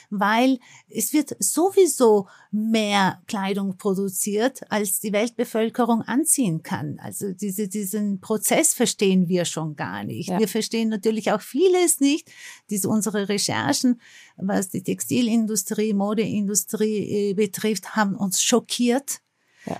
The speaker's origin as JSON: {"language": "German", "region": "Istanbul", "country": "Turkey", "tie": "born or raised there", "moved": "yes", "lives_now": "Austria", "said": "Ich bin ja in Istanbul geboren und deswegen habe ich eine direkte Verbindung zu Istanbul, habe meine Wurzeln dort"}